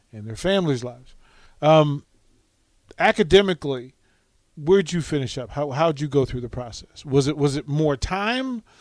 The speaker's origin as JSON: {"language": "English", "town": "Arlington", "region": "Virginia", "country": "United States", "said": "I'm from Arlington, Virginia, but I'm from like Green Valley, which is its own persona"}